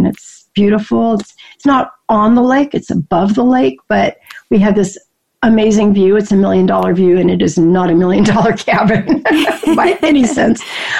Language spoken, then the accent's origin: English; Seattle, Washington, United States; also born or lived in Alaska / Colorado; I was born in Alaska. My dad was in the military. Spent my little kid years in Colorado, and then moved to Seattle and graduated from high school.